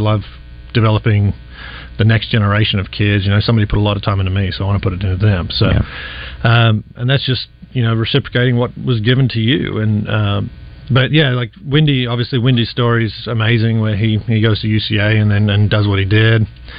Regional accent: Sydney, New South Wales, Australia; it's kind of what I grew up in Sydney, a small town piece of Sydney.

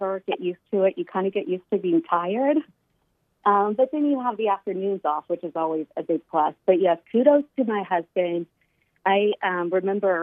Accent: Russellville, Arkansas, United States; I grew up in Russellville. I love Russellville.

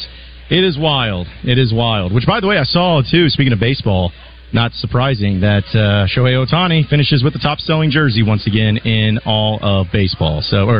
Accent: Fayetteville, Arkansas, United States; I'm from Fayetteville myself, so anytime you can go back to Arkansas, it's always a great time.

